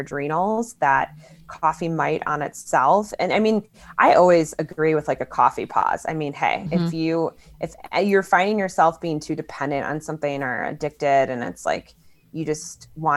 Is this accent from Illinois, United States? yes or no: yes; Chicago, Illinois, United States; I'm from Chicago too. I've lived there most of my life